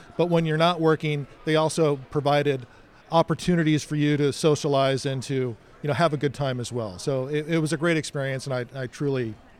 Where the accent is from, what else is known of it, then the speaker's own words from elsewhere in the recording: California, United States; Growing up in Southern California, I think it's almost mandatory that you get a job at Disneyland.